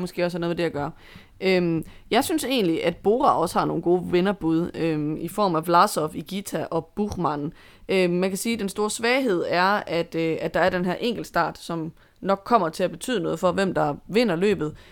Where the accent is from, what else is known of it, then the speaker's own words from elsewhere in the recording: Denmark; som danskere